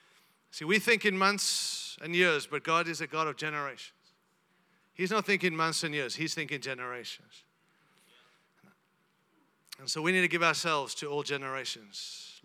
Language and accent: English; Zimbabwe; born there; I was born in Zimbabwe, so Rhodesia.